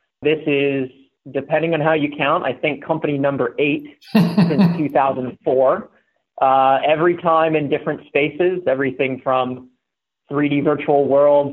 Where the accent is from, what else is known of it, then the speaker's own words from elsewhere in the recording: Pittsburgh, Pennsylvania, United States; moved away as an adult; I moved out west from Pittsburgh, where I grew up and went to school in 2007